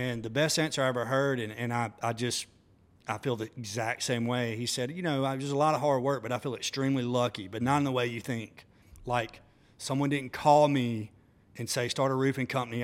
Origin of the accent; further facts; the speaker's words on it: Demopolis, Alabama, United States; moved away; growing up in Demopolis was awesome